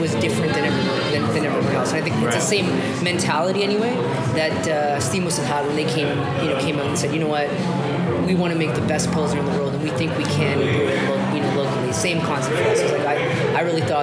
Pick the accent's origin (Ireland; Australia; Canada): Canada; Toronto, Ontario; I'm from Toronto, born and raised, came up from Scarborough, went to school here, worked here